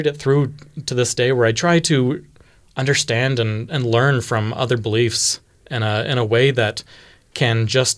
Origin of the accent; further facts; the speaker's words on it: Houston, Texas, United States; I grew up in Texas, in Houston. And in Houston, there was a variety of Christian faiths that were very, very prevalent.